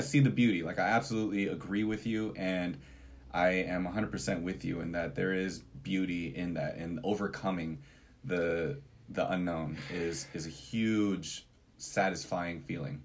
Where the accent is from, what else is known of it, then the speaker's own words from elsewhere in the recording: Portland, United States; we're from Portland